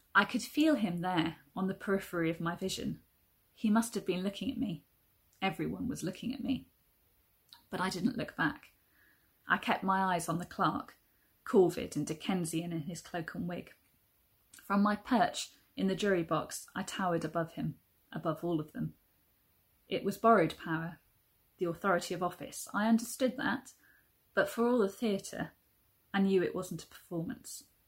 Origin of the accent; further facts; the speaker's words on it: South Wales, United Kingdom; also born or lived in Lewisham, London; now in London, United Kingdom; I'm originally from South Wales and uh, it was in South Wales I first tried to write my very first book uh, aged about four, I think, with the help of my primary school teacher